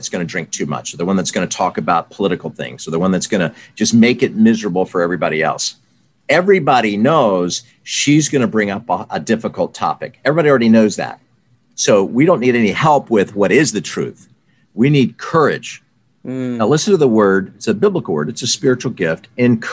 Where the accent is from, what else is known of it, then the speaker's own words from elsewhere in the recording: the South, United States; I grew up in the South